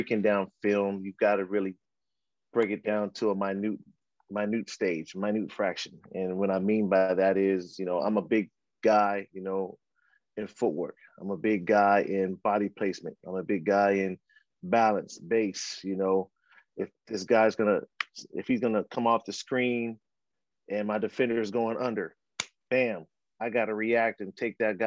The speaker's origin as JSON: {"language": "English", "town": "San Francisco", "region": "California", "country": "United States", "tie": "born or raised there", "also_born_or_lived": "Australia", "moved": "yes", "lives_now": "Philadelphia, United States", "said": "Well, I live in Philadelphia, but I was born and raised in San Francisco. That's where my journey started. I'm a Bay Area product"}